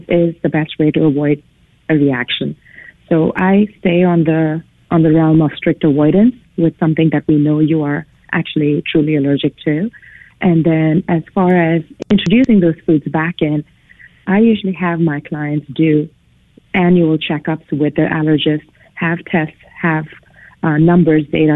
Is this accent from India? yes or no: yes; India; moved away as an adult; now in United States; I was born and raised in India. I came to the United States in the early 90s.